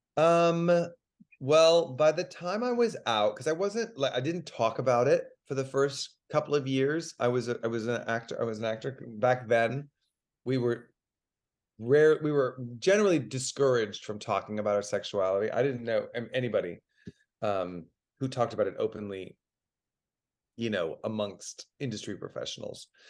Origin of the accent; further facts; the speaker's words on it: Dallas, Texas, United States; moved away; I'm from Dallas